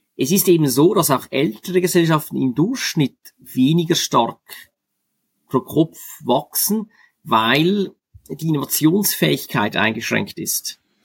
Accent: Switzerland; als Schweizer kenne ich gut das Milizpolitiksystem

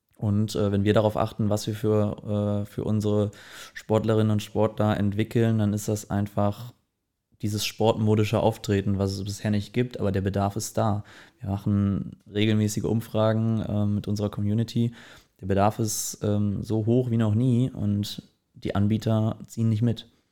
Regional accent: Herford, North Rhine-Westphalia, Germany; moved away as an adult; now in Cologne, Germany; ich komme aus Herford, ähm, bin mit 18 dann aber relativ zeitnah nach Köln gezogen

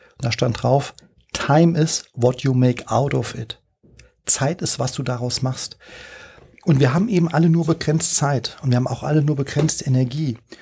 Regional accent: Frankfurt, Hesse, Germany; moved away as an adult; also born or lived in China; als Frankfurter

